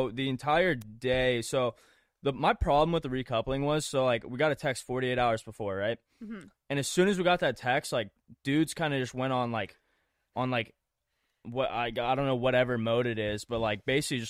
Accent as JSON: {"language": "English", "region": "Hawaii", "country": "United States", "lives_now": "California, United States", "said": "So like I'm from Oahu, but yeah. I've been in California for like going on 4 years now."}